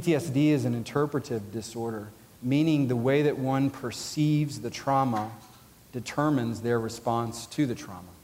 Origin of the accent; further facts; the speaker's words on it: Georgia, United States; I'm from Georgia.